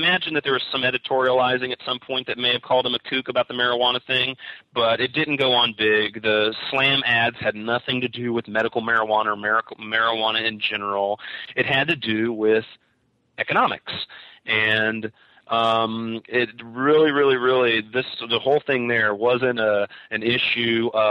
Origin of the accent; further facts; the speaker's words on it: Kentucky, United States; moved away as an adult; now in Humboldt County, United States; the state of Kentucky, my home state